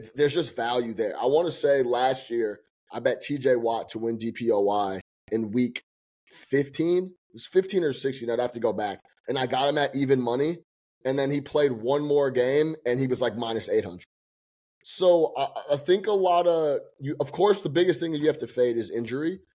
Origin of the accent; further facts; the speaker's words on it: Chicago, Illinois, United States; now in New York, United States; being from Chicago